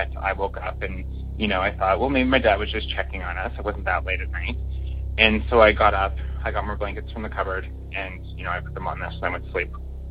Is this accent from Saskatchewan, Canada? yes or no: yes; Saskatchewan, Canada; now in Toronto, Canada; I grew up in a very small town on a farm in a very small town in Saskatchewan, which is our oddly named province here in Canada.